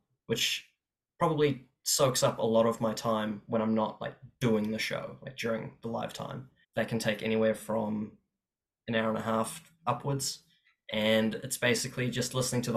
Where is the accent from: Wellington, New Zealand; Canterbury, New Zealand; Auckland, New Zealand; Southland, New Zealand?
Auckland, New Zealand; also born or lived in Cape Town, South Africa / Walvis Bay, Namibia; originally I was born in Cape Town in South Africa. And then when I was three, we shifted over to Walvis Bay in Namibia, which is pretty much just a town next to a desert. And then when I was seven, we immigrated over to New Zealand, and I've just kind of been a shore boy